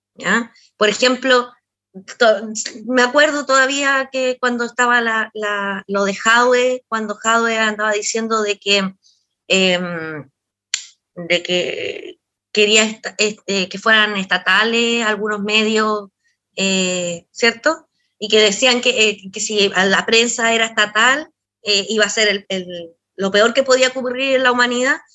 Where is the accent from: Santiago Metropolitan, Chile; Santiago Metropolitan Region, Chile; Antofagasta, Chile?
Antofagasta, Chile; moved away; soy de Antofagasta originalmente.